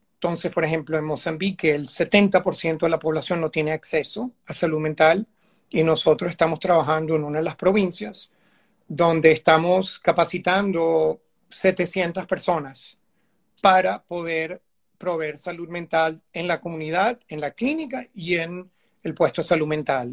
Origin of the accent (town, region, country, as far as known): Venezuela